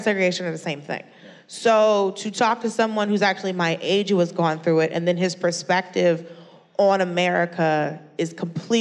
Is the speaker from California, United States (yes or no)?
no; Atlanta, Georgia, United States; I'm from Atlanta